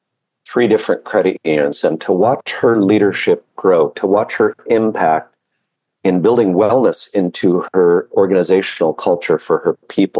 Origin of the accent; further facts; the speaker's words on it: Hawaii, United States; I spent a good chunk of my life growing up in Hawaii and worked with Hawaiian credit unions numerous times. And when I get off the airplane, it's home.